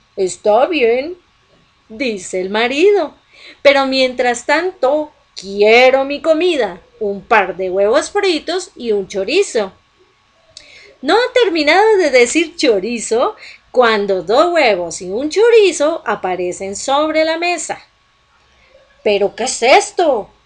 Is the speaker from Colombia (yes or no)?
yes; Colombia; en Colombia, aquí en mi país